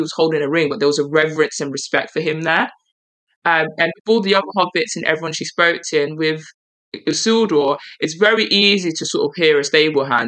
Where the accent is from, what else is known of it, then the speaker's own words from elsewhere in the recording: London, United Kingdom; accent: East London; I can get my East London accent on. I was born there.